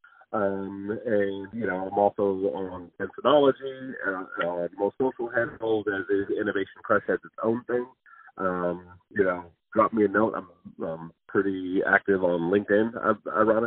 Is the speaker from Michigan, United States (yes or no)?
yes; Detroit, Michigan, United States; I'm from Detroit, Michigan